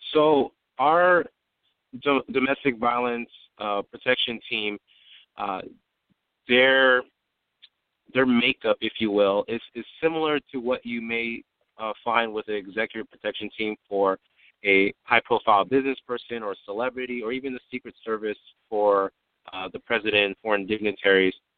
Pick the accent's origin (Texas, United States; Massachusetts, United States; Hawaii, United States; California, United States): California, United States; San Diego; I'm from San Diego, California, born and raised